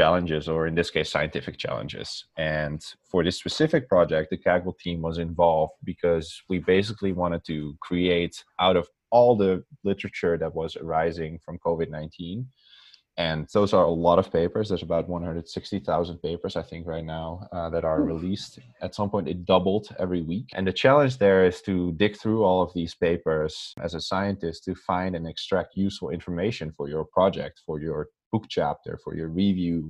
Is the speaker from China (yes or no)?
no; Netherlands; English is a second language; moved away as an adult; also born or lived in Amsterdam / Yale, New Haven, United States; So I'm from the Netherlands, and as some people sometimes notice, I have an accent. They can't always place it, but I do. So I'm from the Netherlands originally.